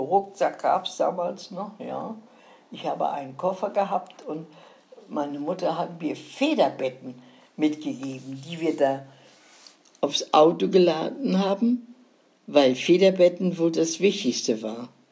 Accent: Northern Germany, Germany; Als Norddeutsche gehst du ja, gerne wieder nach Norden.

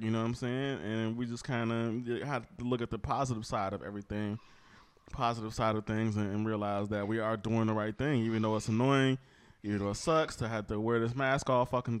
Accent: Wisconsin, United States; we are from Wisconsin. Me and you both live in Wisconsin

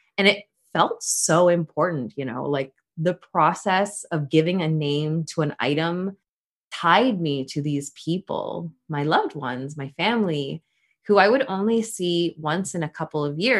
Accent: Canada; also born or lived in Philippines; I moved from the Philippines to Canada when I was just 4 years old

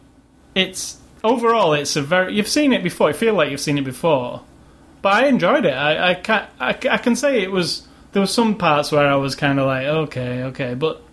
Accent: United Kingdom; now in United States; because I'm British and I'm brought up with that sense of humor

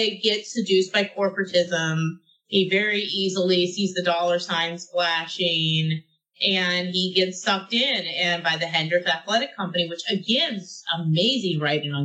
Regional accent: Houston, Texas, United States; I grew up in Southwest Houston

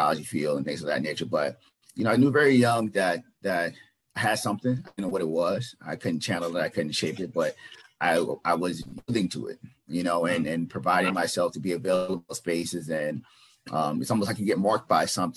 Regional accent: the South, United States; moved away; I'm from the South originally

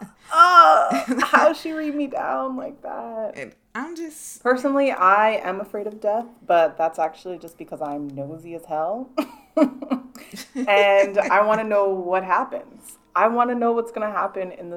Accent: Canada; being Canadian

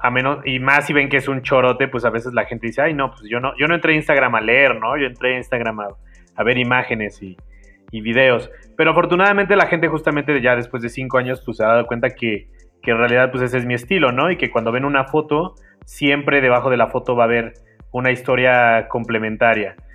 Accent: Xalapa, Veracruz, Mexico; moved away as an adult; also born or lived in Coatepec, Veracruz / Italy; now in Mexico City, Mexico; yo soy de Jalapa, Veracruz.

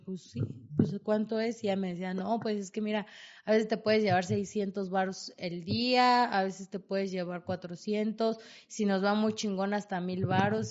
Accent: Tlalnepantla, State of Mexico, Mexico; moved away as an adult; soy de Tlalnepantla

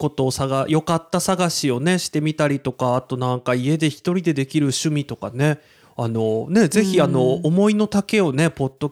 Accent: Nagoya, Aichi, Japan; born or raised there

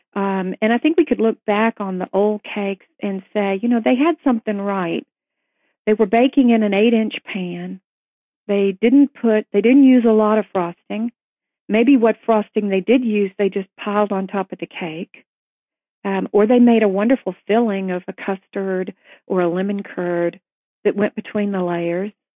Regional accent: Tennessee, United States; growing up in Tennessee

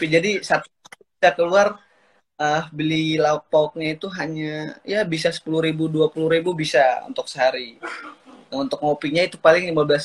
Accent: Southeast Sulawesi, Indonesia; born there; also born or lived in North Maluku; gue berasal dari lahirnya di Sulawesi Tenggara untuk uh, domisilinya dan KTP-nya dari Maluku Utara jadi saya asalnya dari dua daerah

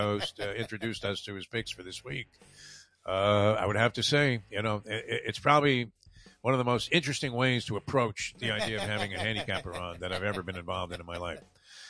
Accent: New York, United States; also born or lived in Los Angeles; now in South Florida, United States; growing up in New York, and then I drove in L.A.

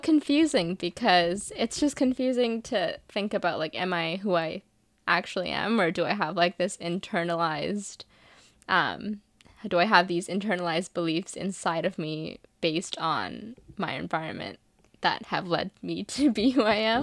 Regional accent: India; moved away; I'm from India, so if I think about our culture there

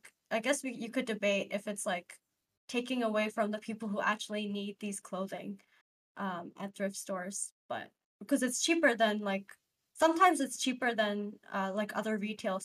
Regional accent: Dubai, United Arab Emirates; now in New York, United States; I grew up in Dubai

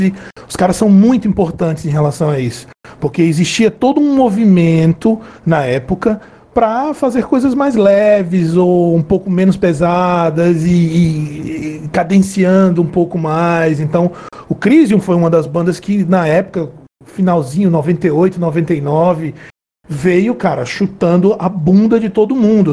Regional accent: Brazil; nós somos brasileiros

